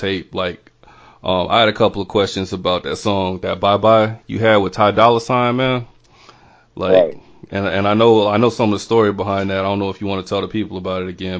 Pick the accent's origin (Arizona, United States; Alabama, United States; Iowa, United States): Alabama, United States; Montgomery; I'm actually from Montgomery